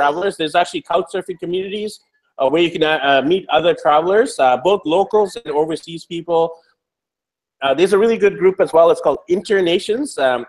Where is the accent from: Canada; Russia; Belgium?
Canada; moved away as an adult; the one thing that us three have in common, besides being fathers and entrepreneurs, is we're all from Canada. And now we're no longer in Canada. We're in South America, Asia, and Europe.